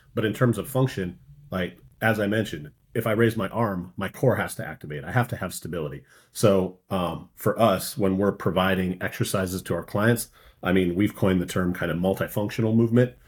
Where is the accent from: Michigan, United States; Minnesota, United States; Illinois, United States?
Minnesota, United States; moved away; growing up in Minnesota, I just was surrounded by lakes